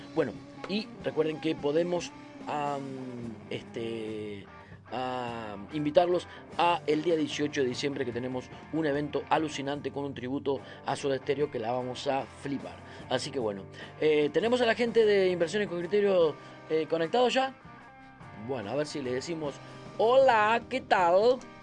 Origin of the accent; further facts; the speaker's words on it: Argentina; soy argentino